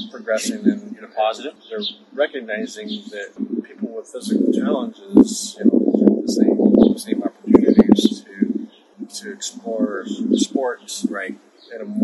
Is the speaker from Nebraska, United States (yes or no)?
yes; Nebraska, United States; born there; also born or lived in Arizona; born in Nebraska, so I'm a native Cornhusker.